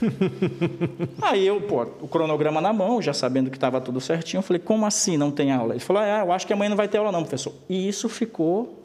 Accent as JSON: {"language": "Portuguese", "region": "Amazonas", "country": "Brazil", "also_born_or_lived": "Manaus / Florianópolis", "moved": "as an adult", "lives_now": "Gaspar, Brazil", "said": "eu sou do Amazonas"}